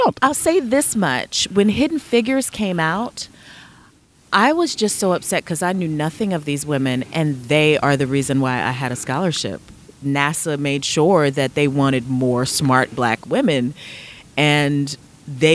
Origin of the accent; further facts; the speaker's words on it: Philadelphia, Pennsylvania, United States; moved away as an adult; now in Atlanta, United States; I'm from Philadelphia, Pennsylvania